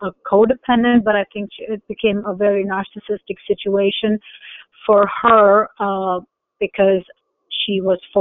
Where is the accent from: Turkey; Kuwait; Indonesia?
Kuwait; I was born in Kuwait, so it was a Muslim country